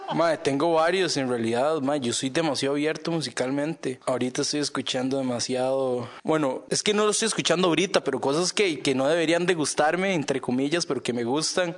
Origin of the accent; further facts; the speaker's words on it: Costa Rica; first language Spanish; moved away as an adult; el español de donde yo vengo